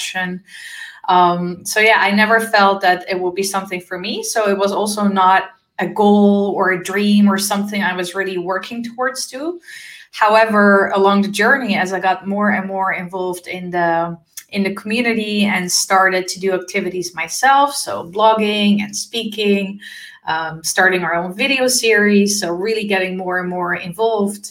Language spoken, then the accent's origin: English; Amsterdam, North Holland, Netherlands; moved away as an adult; also born or lived in former Yugoslavia; now in Switzerland; I'm born in former Yugoslavia. I'm raised in the beautiful city of Amsterdam in the Netherlands.